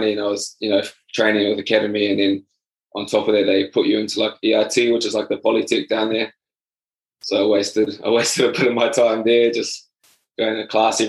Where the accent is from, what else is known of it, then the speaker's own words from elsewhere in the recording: Havelock North, Hawke's Bay, New Zealand; I was born in Hawke's Bay. Little village there called Havelock North